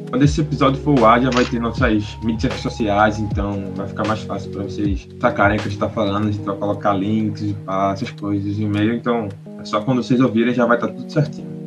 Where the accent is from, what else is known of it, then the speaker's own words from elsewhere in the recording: Recife, Pernambuco, Brazil; a gente é de Recife